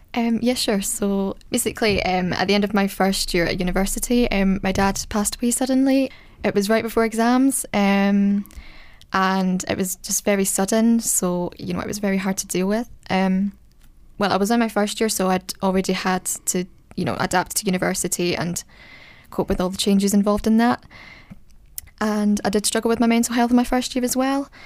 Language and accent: English; Scotland, United Kingdom; I'm from Scotland.